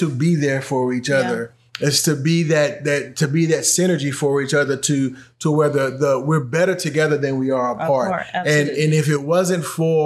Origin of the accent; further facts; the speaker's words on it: United States; we as an American culture